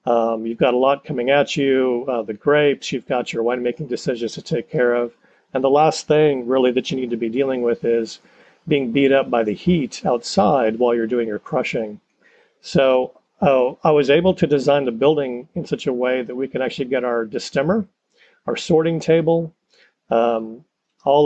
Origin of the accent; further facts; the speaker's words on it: Austin, Texas, United States; also born or lived in Abilene, Texas; I grew up in Austin